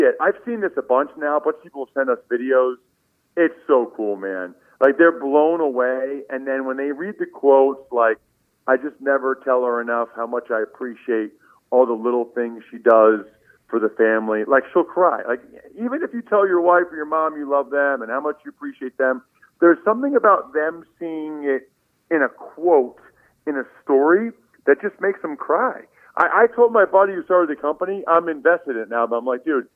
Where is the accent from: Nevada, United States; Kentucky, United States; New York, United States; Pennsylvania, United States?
Pennsylvania, United States; Reading; moved away; my hometown of Reading, Pennsylvania